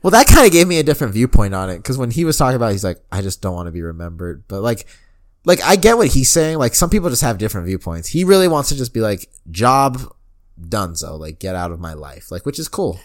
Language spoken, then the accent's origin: English; Denver, Colorado, United States